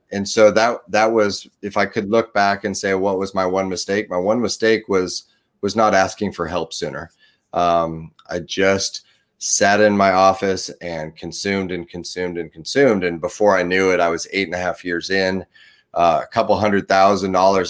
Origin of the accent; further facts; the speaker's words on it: Portland, Oregon, United States; also born or lived in Chattanooga, Tennessee / Beaverton, Oregon; I grew up in the, the Portland, Oregon, Beaverton, Oregon area